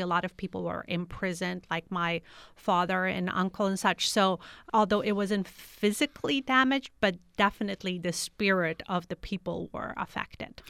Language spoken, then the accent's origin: English; United States; also born or lived in Kabul, Afghanistan; growing up in the United States as a refugee